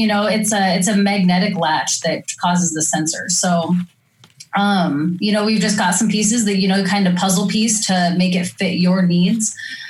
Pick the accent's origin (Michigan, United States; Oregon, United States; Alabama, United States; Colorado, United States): Oregon, United States; I didn't know about how real humidity was until I'm from Oregon and to Missouri.